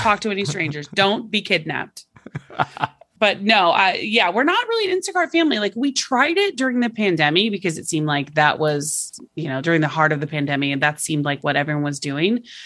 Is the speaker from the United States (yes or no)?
yes; Oklahoma, United States; moved away; I'm from Oklahoma originally